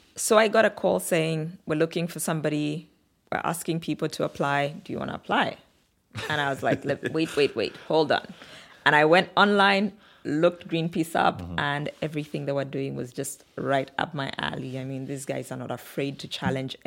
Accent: Kitwe, Copperbelt Province, Zambia; also born or lived in Samfya / Luanshya / Lusaka; we moved to a slightly bigger town called Kitwe in the Copper Belt region of Zambia

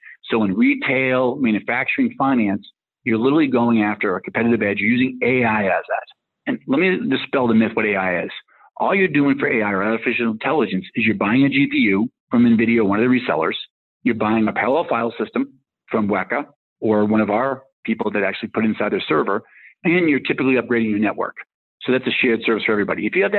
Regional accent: Rockland, Massachusetts, United States; Well, I grew up in Rockland, Massachusetts. It's south of South Boston, so not quite Goodwill Hunting, but kind of near there.

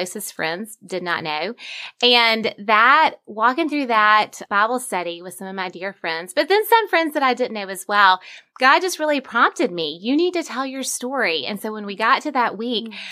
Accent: Vestavia Hills, Alabama, United States; my hometown is Vestavia, Alabama, which is where I grew up.

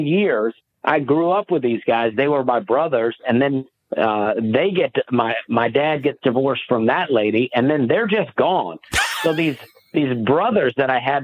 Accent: Alabama, United States; moved away; I grew up in Alabama, and my family, we didn't travel.

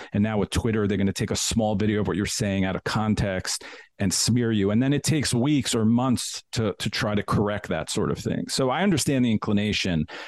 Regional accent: New York, United States; moved away; also born or lived in Washington, D.C. / Denver; I loved New York when, you know, I grew up there and I love the city.

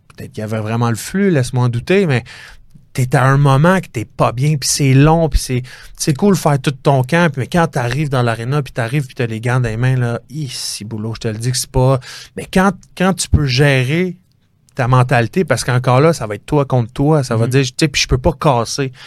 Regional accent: Chambly, Quebec, Canada; je viens de Chambly, puis euh, c'est mon secteur, Rive-Sud

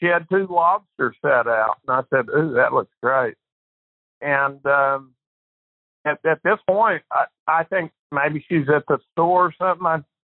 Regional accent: Oklahoma, United States; moved away; my hometown in Oklahoma

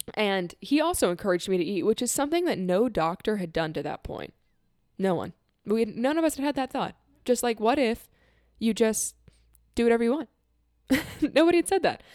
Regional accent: Florida, United States; I'm leaving my home state where I was born. I'm leaving most of my family, who's here in Florida

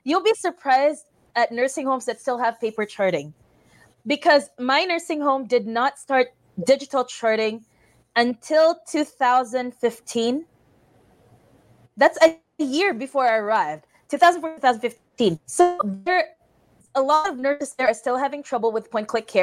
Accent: Philippines; moved away as an adult; now in Valley City, United States; I'm a Filipino nurse coming to Valley City

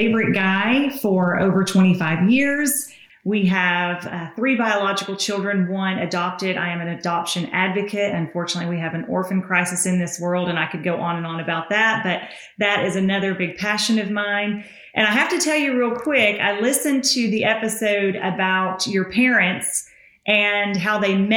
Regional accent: Tennessee, United States; accent: Southern; So I'm from Tennessee.

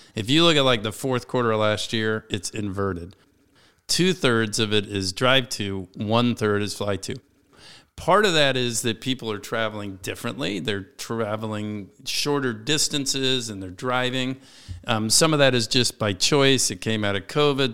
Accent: Washington, District of Columbia, United States; This is my hometown, born and raised in Washington, D C

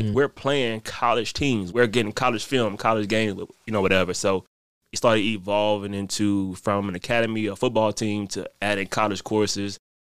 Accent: New Orleans, Louisiana, United States; Because I'm originally from New Orleans. My dad was in the military, so I went to go live with him. I went to four high schools in 4 years, right?

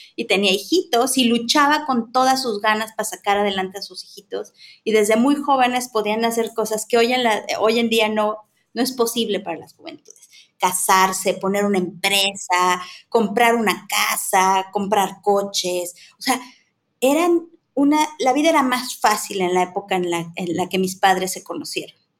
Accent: Mexico City, Mexico; Yo soy chilanga, crecí en la Ciudad de México

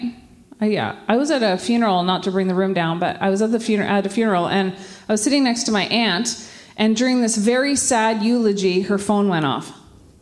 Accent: Ottawa, Ontario, Canada; moved away as an adult; now in Quebec, Canada; I grew up in Ottawa

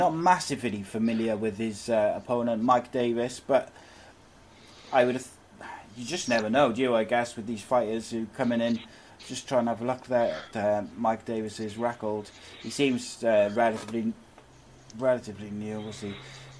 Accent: Wales, United Kingdom; as a Welshman myself

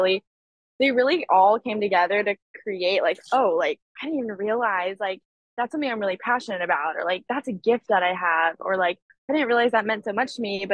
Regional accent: California, United States; moved away as an adult; now in Nashville, United States; the culture that I grew up in California

